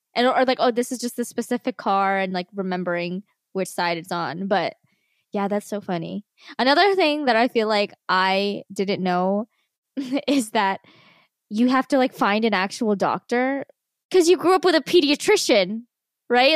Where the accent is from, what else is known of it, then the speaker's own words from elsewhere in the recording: New Jersey, United States; moved away; We're from Jersey